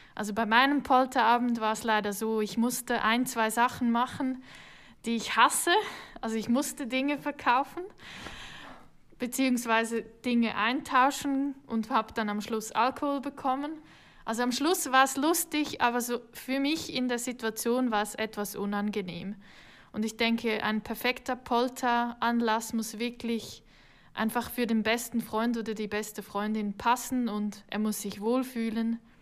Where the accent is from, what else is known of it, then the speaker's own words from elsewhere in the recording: Switzerland; accent: Swiss; wie man vielleicht hört, bin ich keine Deutsche. Ich komme aus der Schweiz, ich bin hier geboren